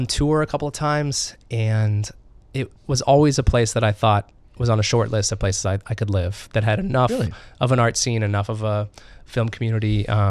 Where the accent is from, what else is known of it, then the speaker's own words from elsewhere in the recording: Northern California, United States; moved away as an adult; also born or lived in New York; now in Minneapolis, United States; I was born in Northern California, yes.